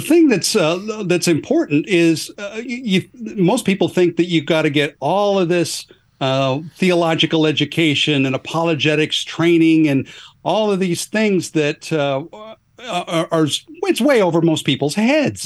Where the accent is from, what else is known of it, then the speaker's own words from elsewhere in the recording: Northwest Oregon, United States; moved away as an adult; now in Atlanta, United States; even though I live, uh, n, near Atlanta, uh, I grew up in the Pacific Northwest. Uh, I'm a, a Northwest Oregon kind of guy